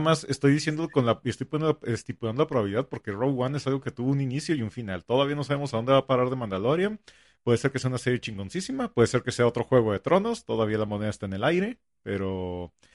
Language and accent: Spanish; northern Mexico, Mexico; a mí como, como norteño